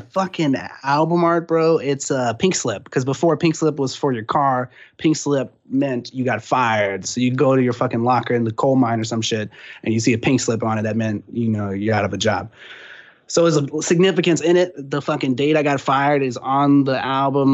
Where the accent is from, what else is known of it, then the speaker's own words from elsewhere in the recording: San Antonio, Texas, United States; now in Austin, United States; I'm originally from San Antonio, but that's a stone's throw, you know, from Austin.